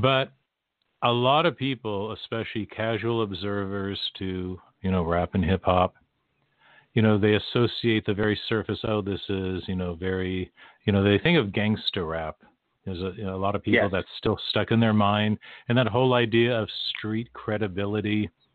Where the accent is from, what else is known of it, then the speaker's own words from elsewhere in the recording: West Coast, United States; I grew up on the West Coast